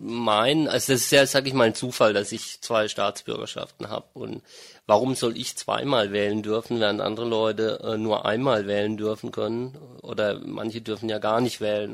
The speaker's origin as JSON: {"language": "German", "country": "Germany", "tie": "born or raised there", "also_born_or_lived": "Freiburg", "said": "Also ich bin in Deutschland aufgewachsen, ich bin auch einsprachig aufgewachsen"}